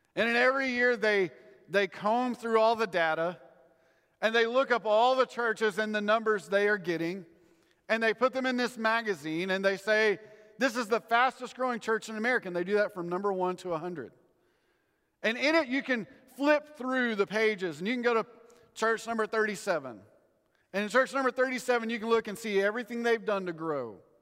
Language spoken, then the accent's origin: English; Texas, United States; I grew up in Texas